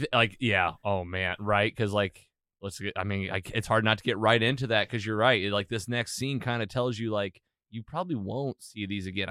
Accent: United States; I'm an American

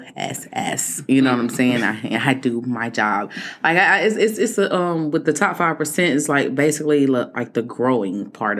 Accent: Nicholtown, South Carolina, United States; I'm from Nickel Town.

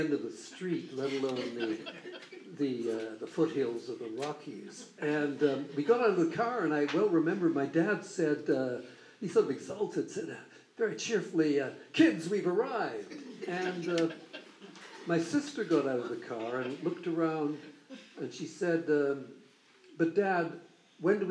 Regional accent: London, United Kingdom; Growing up in London, England, just after the Second World War

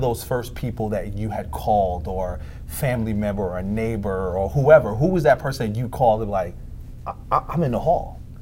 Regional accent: New York, United States; I'm from New York, so yeah. I worked with the Jets

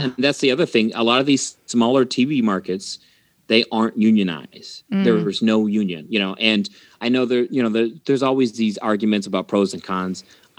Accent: Mexico; also born or lived in Texas; I'm originally from Mexico through Texas.

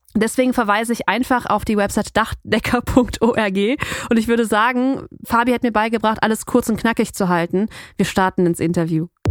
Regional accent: North Rhine-Westphalia, Germany; wir kommen ja, ja aus NRW

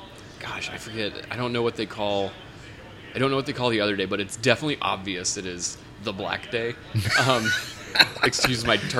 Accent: Houston, Texas, United States; Yeah. No, so growing up in Houston for me wasn't exactly difficult or anything. Like, I don't have any complaints, though. At an early age, I'm like, I don't like the Southern culture. Mm-hmm. So I've gone out of my way to, like, not have a Texas accent.

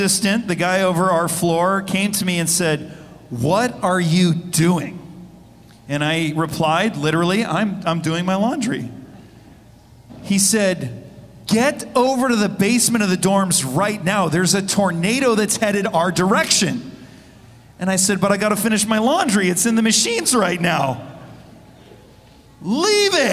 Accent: Arizona, United States; moved away as an adult; now in California, United States; I, personally, growing up in Arizona and then spending the rest of my adult life in California

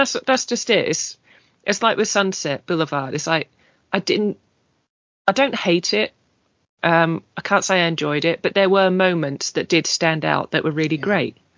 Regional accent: English British, England, United Kingdom; being English British, slightly more reserved and quiet, and that's it's almost bred into us

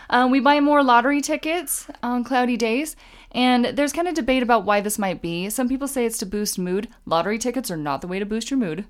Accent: Utah, United States; we're from Utah

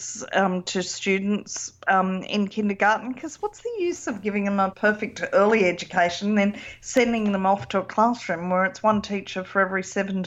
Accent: Australia; I'm Australian

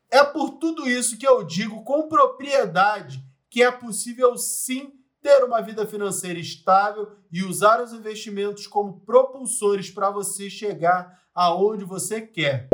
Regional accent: Rio de Janeiro, Brazil; Eu nasci num lugar muito pobre no Rio de Janeiro

